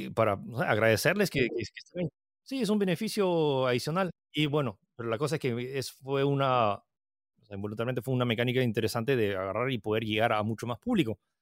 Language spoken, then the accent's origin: Spanish; Peru; also born or lived in United States / France; soy chino-francés que nació en Estados Unidos, que vive en Perú. Eh, nací en el 88, lo cual significa que acabo de cumplir 33 años y estoy, eh, viví, eh, o sea, viví un año en Estados Unidos, pero luego me, mudé a Francia y llegué a Perú cuando tenía siete.